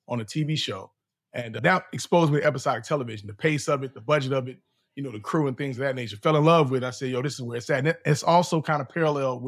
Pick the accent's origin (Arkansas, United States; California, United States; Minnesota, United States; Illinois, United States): Illinois, United States; Chicago; I'm from Chicago